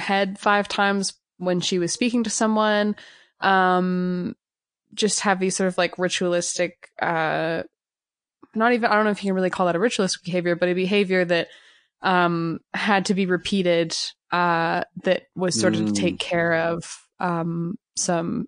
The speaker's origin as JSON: {"language": "English", "country": "Canada", "said": "I'm a Canadian musician"}